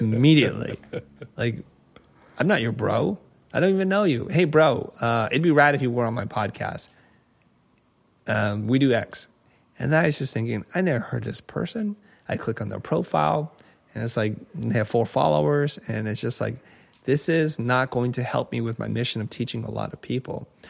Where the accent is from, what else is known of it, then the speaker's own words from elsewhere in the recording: United States; I grew up in America in a time in which diversity was not so, so big nor important